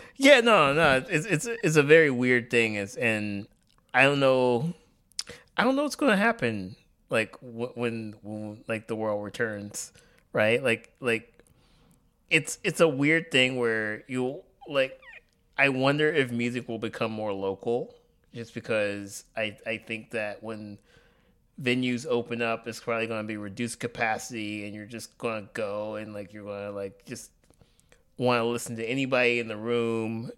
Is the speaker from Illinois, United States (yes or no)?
no; Tuskegee, Alabama, United States; moved away; my hometown, uh, in Alabama, Tuskegee, Alabama